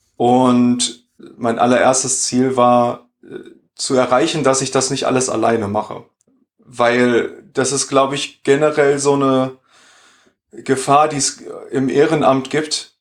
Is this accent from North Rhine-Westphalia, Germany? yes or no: yes; Sauerland, North Rhine-Westphalia, Germany; moved away as an adult; also born or lived in Dortmund; now in Düsseldorf, Germany; Ich bin nämlich geboren und aufgewachsen im Sauerland